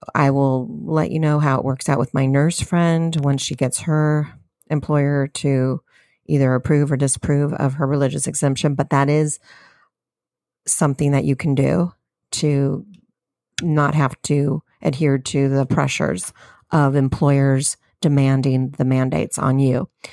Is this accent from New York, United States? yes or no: no; California, United States; I'm a Californian